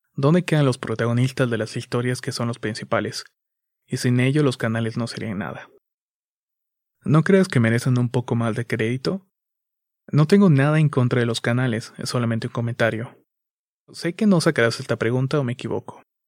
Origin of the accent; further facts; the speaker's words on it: Chiapas, Mexico; Soy de México, soy de Chiapas, México